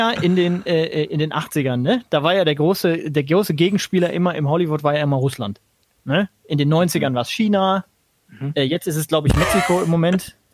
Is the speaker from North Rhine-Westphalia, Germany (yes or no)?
no; Heidelberg, Baden-Württemberg, Germany; auf eine, auf eine beschämende Weise lustig gewesen, aber die Art und Weise, mit der natürlich da meine Heimat porträtiert wird, das äh, tut mir in der Seele